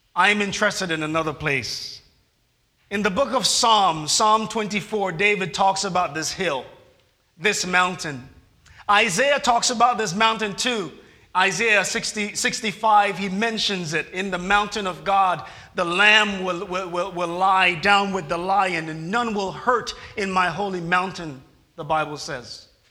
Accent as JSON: {"language": "English", "country": "Jamaica", "tie": "born or raised there", "moved": "yes", "said": "it reminds me of back home in Jamaica"}